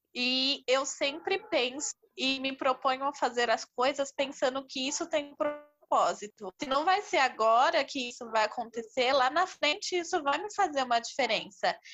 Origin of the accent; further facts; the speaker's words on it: São Paulo, Brazil; sou de São Paulo, tenho vinte e dois anos